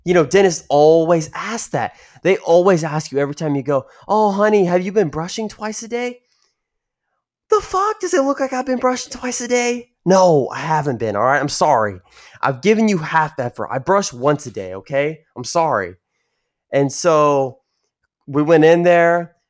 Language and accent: English; San Antonio, Texas, United States; my hometown, San Antonio area